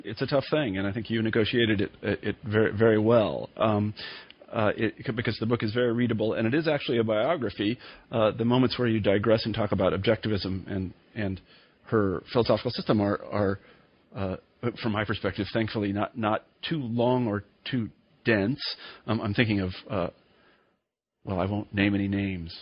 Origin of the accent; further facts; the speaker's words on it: Kansas, United States; When I was a young man growing up in Kansas